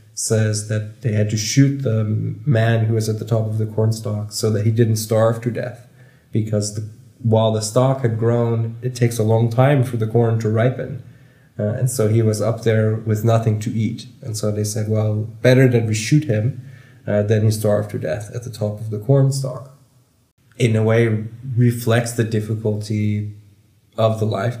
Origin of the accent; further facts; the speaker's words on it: Kansas, United States; now in The Hague, Netherlands; Growing up in Kansas